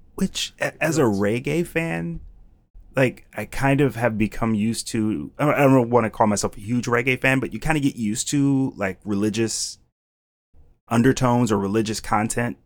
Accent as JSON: {"language": "English", "town": "Cleveland", "region": "Ohio", "country": "United States", "tie": "born or raised there", "also_born_or_lived": "Wisconsin", "moved": "as an adult", "lives_now": "Philadelphia, United States", "said": "born and raised in Cleveland, Ohio"}